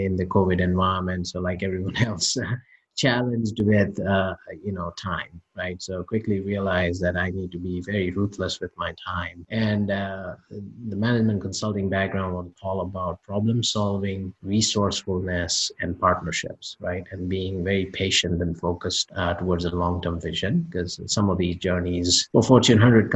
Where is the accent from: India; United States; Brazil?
India; moved away; I grew up part of a family of business owners growing up in India